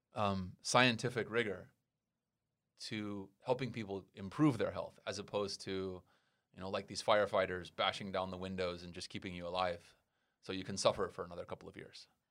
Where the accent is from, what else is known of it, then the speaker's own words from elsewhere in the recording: United States; now in Taiwan; I'm from America